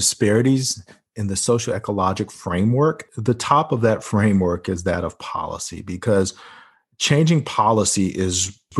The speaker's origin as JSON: {"language": "English", "region": "North Carolina", "country": "United States", "said": "introduced by Senator Richard Burr from my home state of North Carolina and Ben Cardin."}